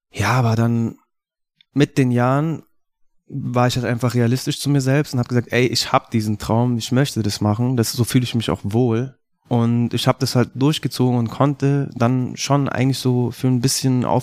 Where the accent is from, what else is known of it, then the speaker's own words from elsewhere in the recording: Munich, Bavaria, Germany; Ich bin ein gebürtiger Münchner Künstler.